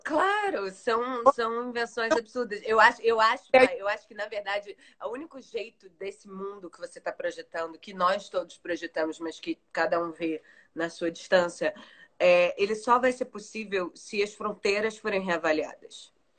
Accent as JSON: {"language": "Portuguese", "country": "Brazil", "also_born_or_lived": "London", "said": "Eu, enquanto brasileira, estudando história"}